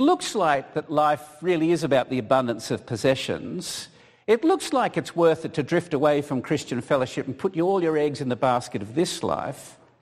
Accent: Australia; moved away; being an Australian

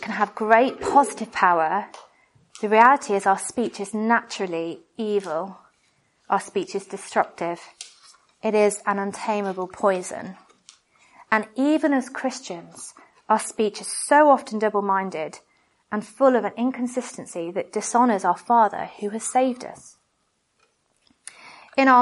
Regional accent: United Kingdom; we're British

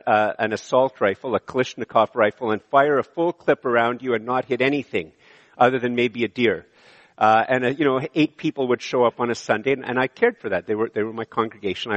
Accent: Montreal, Quebec, Canada; moved away; also born or lived in Ottawa / Eganville; I grew up in Montreal

